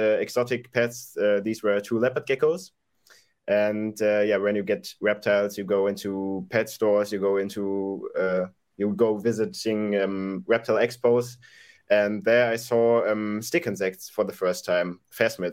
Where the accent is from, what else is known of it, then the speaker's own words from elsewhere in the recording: Dortmund, North Rhine-Westphalia, Germany; I'm from Germany, from Dortmund, Germany